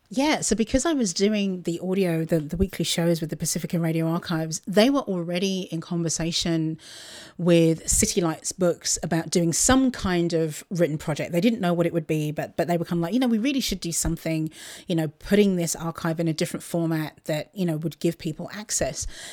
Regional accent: Luton, East of England, United Kingdom; moved away; my local station in Luton, which is my, my hometown, just outside of London

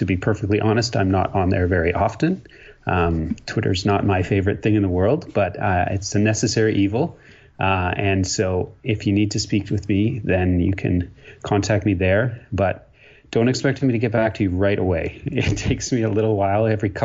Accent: Ontario, Canada; moved away as an adult; also born or lived in Quebec; now in British Columbia, Canada; I grew up in a small town in Ontario. Yes, I'm a Canadian.

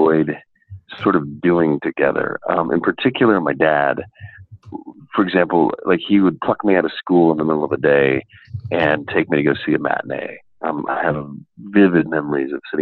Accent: Reno, Nevada, United States; I'm actually from Nevada. So I was born in Reno, Nevada

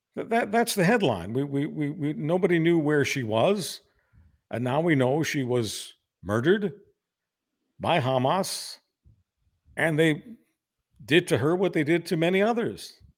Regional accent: Canada; I'm embarrassed as a Canadian.

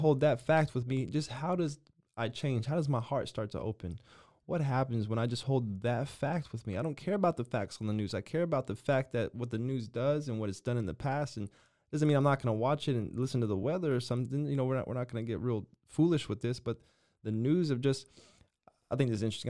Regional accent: United States

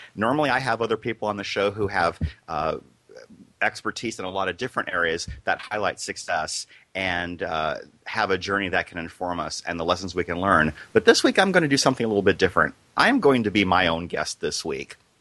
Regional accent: Iowa, United States; I grew up in a small town in Iowa

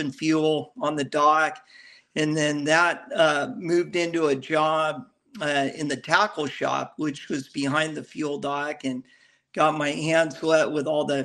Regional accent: Newport Beach, California, United States; I grew up here in Newport Beach

